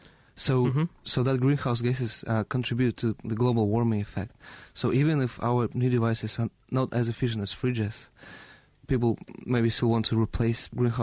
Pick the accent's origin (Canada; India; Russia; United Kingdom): Russia; Yes, I'm from Russia.